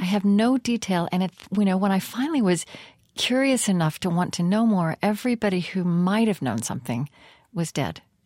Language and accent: English; Oklahoma, United States; I grew up in Oklahoma